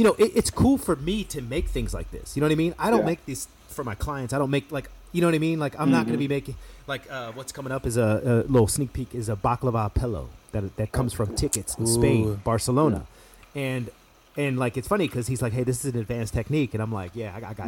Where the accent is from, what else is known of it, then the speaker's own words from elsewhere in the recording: United States; I'm American.